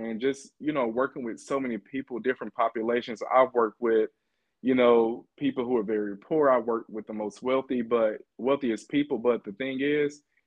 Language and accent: English; Bogalusa, Louisiana, United States; moved away as an adult; also born or lived in Baton Rouge, Louisiana; now in Seattle, United States; growing up in Louisiana